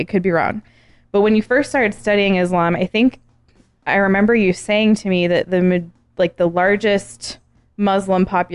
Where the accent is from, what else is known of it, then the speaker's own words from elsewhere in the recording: Arizona, United States; growing up in Arizona, I grew up with Mormons.